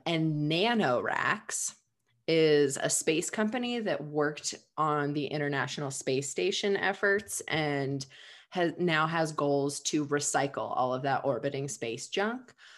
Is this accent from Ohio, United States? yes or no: yes; Ohio, United States; I'm from Ohio